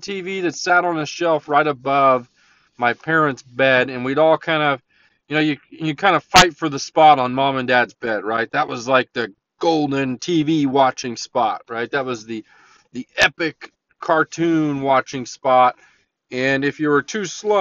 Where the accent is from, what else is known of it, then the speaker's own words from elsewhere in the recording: La Verkin, Utah, United States; I grew up in Leverkin